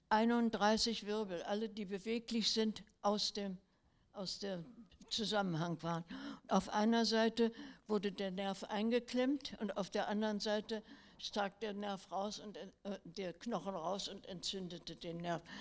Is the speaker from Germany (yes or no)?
yes; Berlin, Germany; also born or lived in Tübingen; Mein Mann, der, mit dem ich aus der heimischen Familie, ich bin in Berlin aufgewachsen, bekannt war